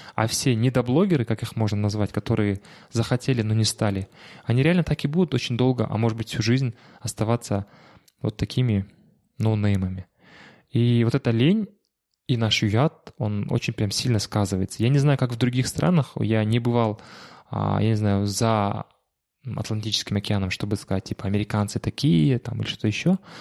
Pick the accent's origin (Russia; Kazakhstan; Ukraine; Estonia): Kazakhstan; Shymkent; now in Almaty, Kazakhstan; из Шимкента, откуда я родом